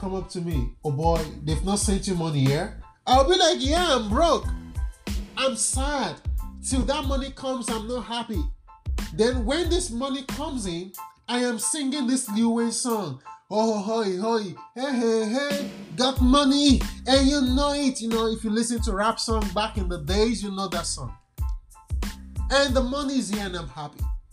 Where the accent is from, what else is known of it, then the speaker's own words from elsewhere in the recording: Nigeria; I'm a Nigerian